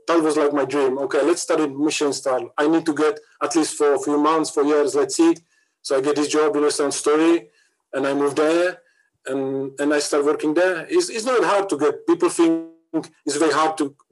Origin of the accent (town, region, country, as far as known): Czechia; moved away as an adult; also born or lived in London